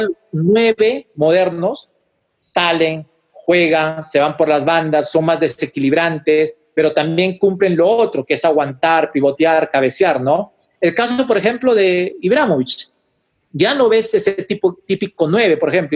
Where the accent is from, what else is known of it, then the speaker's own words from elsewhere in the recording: Huánuco, Peru; moved away; allá en mi ciudad, en Huánuco